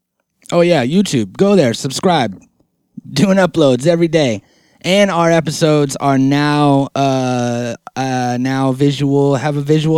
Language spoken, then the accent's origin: English; West Coast, United States; we are from the West Coast, the West Side.